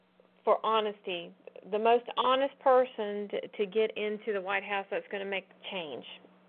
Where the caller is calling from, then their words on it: Georgia, United States; I'm calling from Georgia.